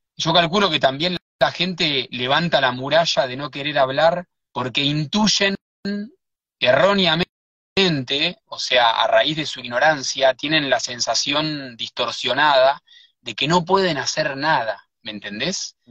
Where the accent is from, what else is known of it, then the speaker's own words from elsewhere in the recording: Buenos Aires, Argentina; also born or lived in Sierras de Córdoba; now in Córdoba, Argentina; Yo soy de Buenos Aires, pero vivo en, la Sierra de Córdoba